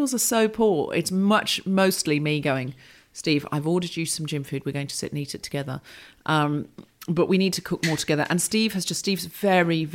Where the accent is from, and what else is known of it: Australia; born or raised there; moved away